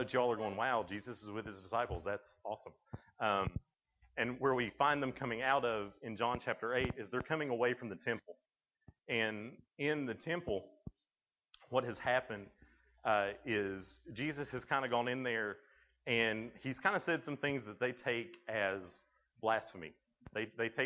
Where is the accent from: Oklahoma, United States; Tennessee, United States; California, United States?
Tennessee, United States; I'm from Tennessee